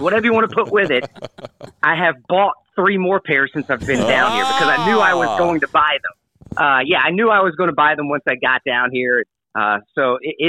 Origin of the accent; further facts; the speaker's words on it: Indianapolis, Indiana, United States; moved away; I'm from the Indianapolis area. I grew up there. I love that city